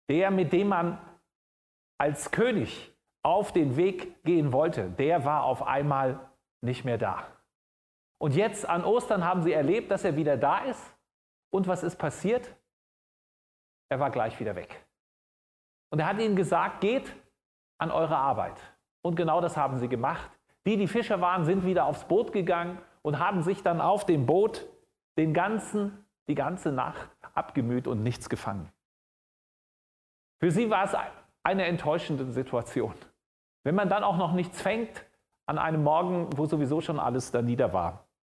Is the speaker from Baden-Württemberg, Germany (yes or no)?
no; Frankfurt, Hesse, Germany; Ich komme aus Frankfurt und da gibt es vor der Messe eine große Skulptur.